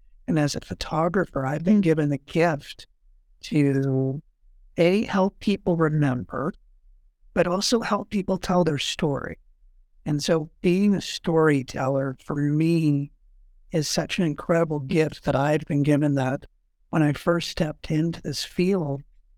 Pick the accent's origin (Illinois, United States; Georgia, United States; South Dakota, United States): South Dakota, United States; Sioux Falls; So I'm born and raised here in Sioux Falls.